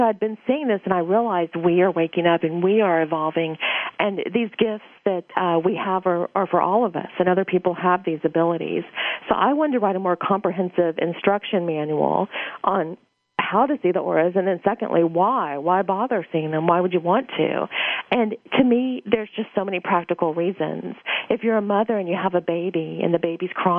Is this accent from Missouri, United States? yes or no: no; Louisiana, United States; I was born in Louisiana